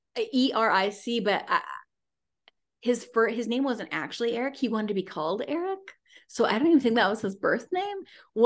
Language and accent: English; Salinas, California, United States; moved away as an adult; also born or lived in Sacramento; I moved from Salinas, where I was born, to Sacramento